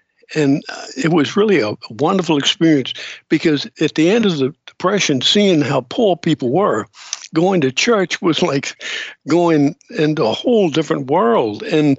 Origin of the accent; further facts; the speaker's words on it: Charleston, South Carolina, United States; Well, I'm from here. I was born in Charleston, raised in Charleston for the first 10, 11 years of my life. I was raised by the old museum on Halsey Street and back in the medical complex area.